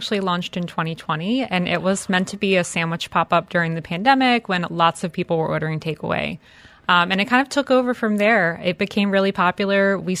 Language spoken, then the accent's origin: English; Philadelphia, Pennsylvania, United States; now in Dubai, United Arab Emirates; I'm from Philadelphia.